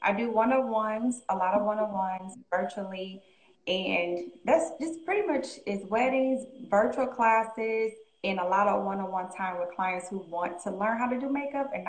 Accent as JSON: {"language": "English", "town": "Detroit", "region": "Michigan", "country": "United States", "tie": "born or raised there", "also_born_or_lived": "Fort Drum, New York / Clarksville, Tennessee / Nashville, Tennessee", "moved": "as an adult", "said": "I'm from Detroit. So me and Kathy went to high school together."}